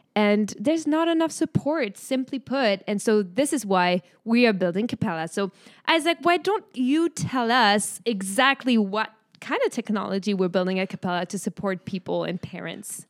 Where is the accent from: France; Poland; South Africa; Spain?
France; accent: French; English is a second language; moved away as an adult; now in United States; guess it from my name and hear it from my accent, but I am from France